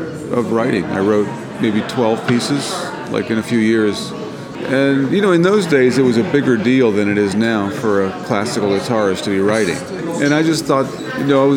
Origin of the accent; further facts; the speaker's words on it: Florida, United States; I grew up in Florida, and we didn't wear shoes